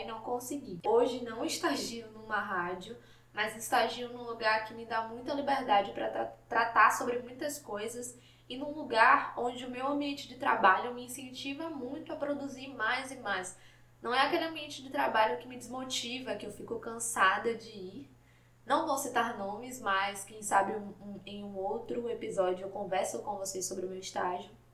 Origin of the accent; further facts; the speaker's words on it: Salvador, Bahia, Brazil; Eu sou de Salvador, Bahia